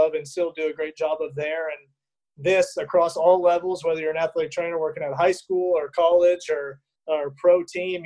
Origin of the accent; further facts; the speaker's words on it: Dallas, Texas, United States; moved away as an adult; also born or lived in Fort Worth, Texas / Utah; now in Louisiana, United States; I'm from Dallas, Texas, originally